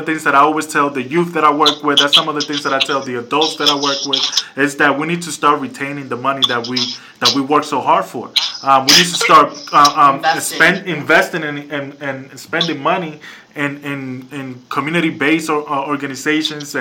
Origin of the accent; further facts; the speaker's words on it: New York, United States; now in Connecticut, United States; I live in Connecticut, but I'm from New York right now